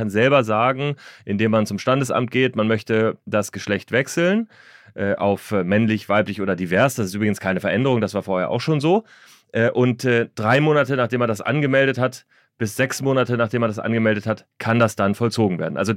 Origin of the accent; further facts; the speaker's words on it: Hanover, Lower Saxony, Germany; Äh, ich bin Niedersachse, ich komme aus Hannover, wir sprechen akzentfrei